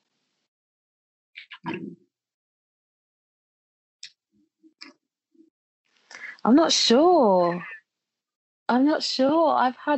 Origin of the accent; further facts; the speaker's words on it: London, United Kingdom; also born or lived in Jamaica; I was born in London. And when I was 1 year old, I went to, my mum sent me to live in Jamaica with my grandparents. So I grew up in Jamaica until the age of 7, when I returned to the UK to reunite and live with my mum in London.